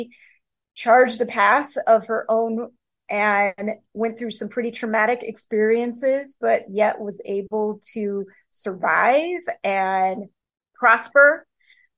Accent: Montana, United States; I grew up in Montana

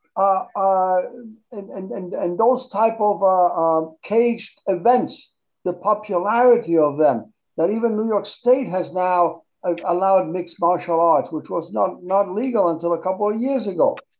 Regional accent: Argentina; now in United States; I didn't grow up in this country, but when I when I grew up in Argentina

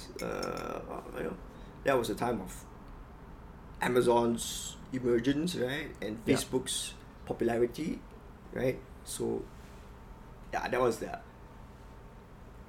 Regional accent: Malaysia; also born or lived in New York / Boston; as a Malaysian, I got 1 year to live in America

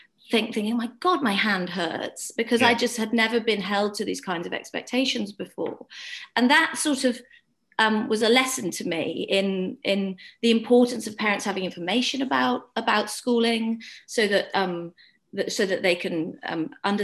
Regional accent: Wales, United Kingdom; moved away; I grew up in Wales, went to a rural village school where we did lots of Welsh language

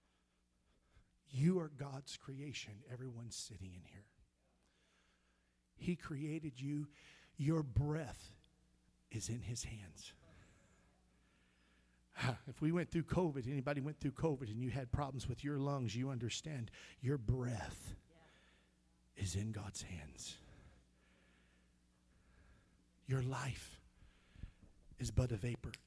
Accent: Missouri, United States; I grew up in Missouri, and I was a country bumpkin

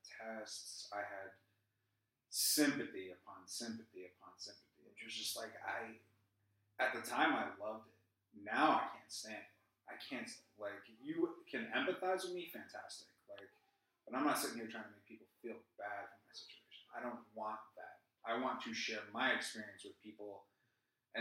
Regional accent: southwest Connecticut, United States; I was born and raised up in Connecticut

